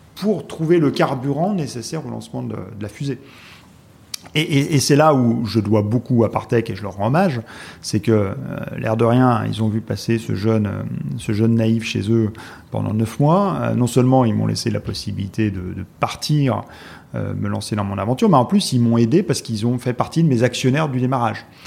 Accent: Haute-Savoie, Auvergne-Rhône-Alpes, France; moved away as an adult; also born or lived in Strasbourg; now in Paris, France; Je suis originaire de Haute-Savoie.

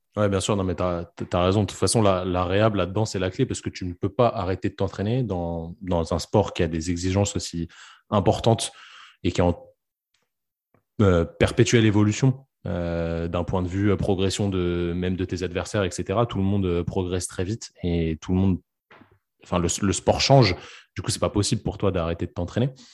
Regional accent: France; chez nous en France

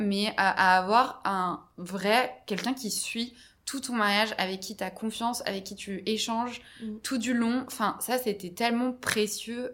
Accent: Brittany, France; je suis originaire de Bretagne

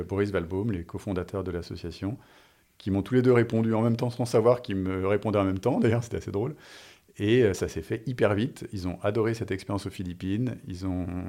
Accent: France; moved away as an adult; also born or lived in United States / Singapore / Israel / Jakarta; je suis français, je suis à Singapour

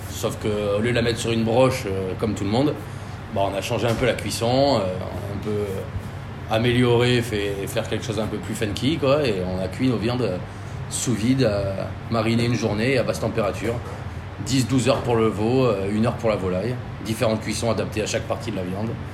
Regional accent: Croatia; also born or lived in Basque Country, France; now in France; chez moi en Croatie

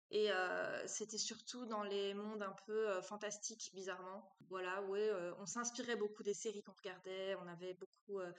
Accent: Brussels, Belgium; accent: Brussels; Et comme j'ai eu cours ici à Liège et que je venais de Bruxelles, elle s'attendait à ce que j'ai vraiment l'accent euh, bruxellois, quoi.

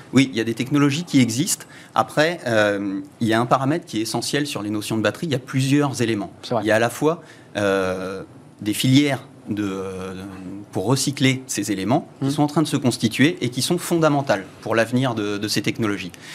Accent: Le Mans, Pays de la Loire, France; moved away as an adult; also born or lived in Réunion; j'ai grandi en Sarthe.

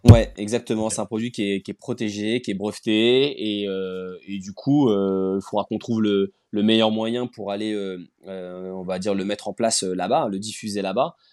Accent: Rennes, Brittany, France; je suis originaire de Rennes

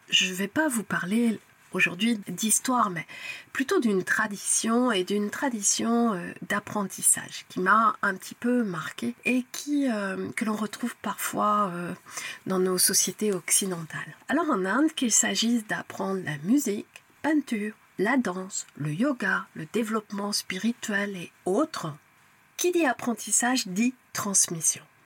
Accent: France; Je suis française

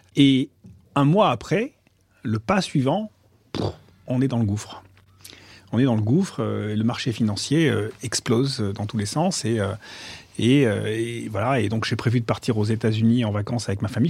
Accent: Marseille, Provence-Alpes-Côte d'Azur, France; moved away as an adult; J'ai grandi à Marseille, j'ai vécu pendant 20 ans à Marseille

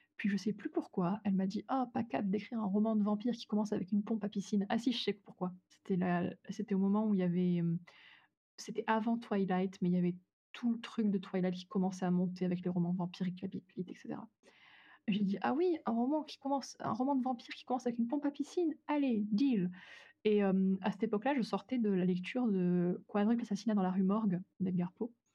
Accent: France; en tant que Française

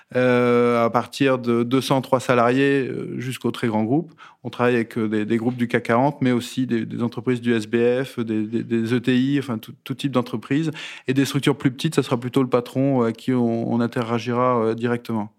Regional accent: the North, Hauts-de-France, France; moved away as an adult; now in Rueil-Malmaison, France; je suis du Nord

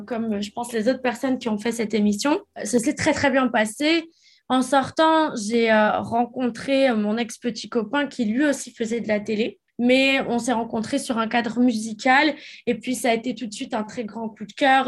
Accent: France; moved away as an adult; also born or lived in United States; j'ai quitté la France quand j'avais 18 ans pour aller habiter aux États-Unis

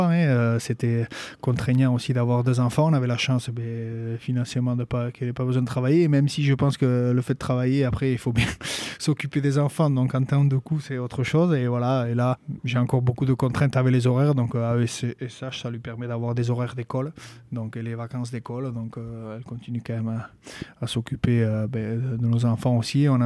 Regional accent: Basque Country, France; Euh, moi, j'ai toujours grandi ici. Euh, je suis né au Pays-Bas. J'ai toujours parlé en basque aussi.

